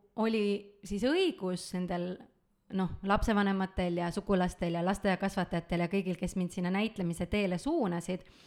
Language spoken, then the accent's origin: Estonian; Tallinn, Harju County, Estonia; olen ma Tallinnas sündinud, Tallinnas kasvanud